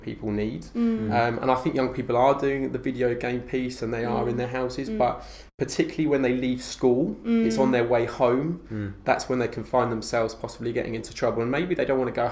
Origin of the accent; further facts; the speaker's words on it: Sutton, London, United Kingdom; also born or lived in Bradford; Sutton's my hometown in Greater London